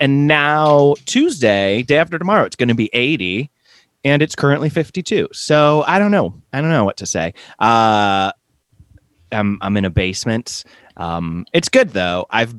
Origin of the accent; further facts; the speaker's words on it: Michigan, United States; moved away; I'm in my home state of Michigan.